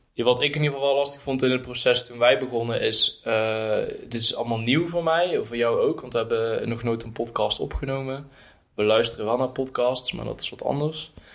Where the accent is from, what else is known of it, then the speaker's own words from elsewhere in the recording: Erp, North Brabant, Netherlands; now in Utrecht, Netherlands; kom ik uit Brabant. Eh, ben opgegroeid in een dorpje Erp